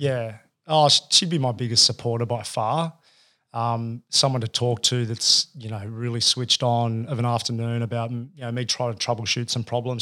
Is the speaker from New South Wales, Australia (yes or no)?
yes; Sydney, New South Wales, Australia; also born or lived in Campbelltown / Bondi; I grew up out in Western Sydney